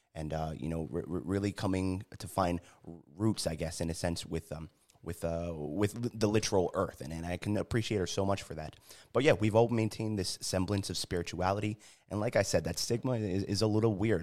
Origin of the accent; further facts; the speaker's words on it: New Haven, Connecticut, United States; moved away as an adult; also born or lived in San Diego, California; growing up in New Haven, uh, joined the military